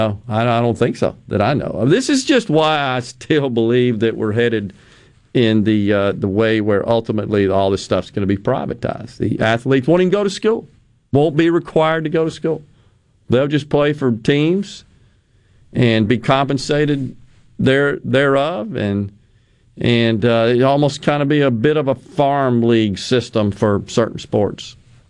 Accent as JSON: {"language": "English", "region": "Okinawa", "country": "Japan", "tie": "born or raised there", "said": "When I was growing up in Okinawa, we had typhoons spun the opposite way from a hurricane."}